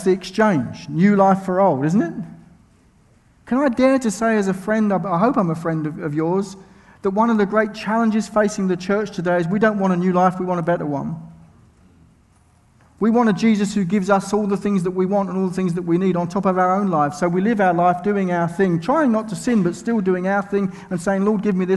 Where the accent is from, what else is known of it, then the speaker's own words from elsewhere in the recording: United Kingdom; I'm from Britain.